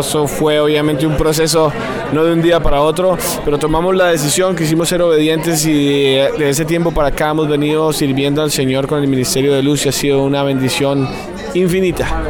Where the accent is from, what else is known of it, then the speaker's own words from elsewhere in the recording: Bogotá, Colombia; nosotros somos de Bogotá, eh, Colombia